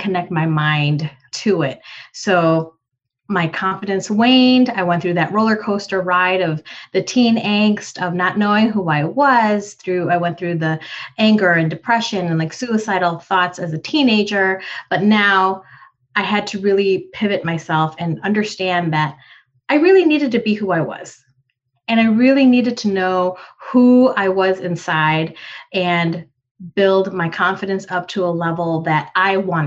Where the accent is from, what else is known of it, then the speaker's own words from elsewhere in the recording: United States; also born or lived in Philippines; as a young girl and moving from the Philippines. I'm an immigrant, so from the Philippines to the US. So pretty much an Asian woman growing up in America